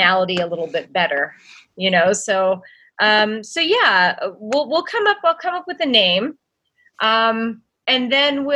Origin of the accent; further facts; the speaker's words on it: Old Forge, Pennsylvania, United States; Old Forge, Pennsylvania. Plug for my hometown, pizza capital of the world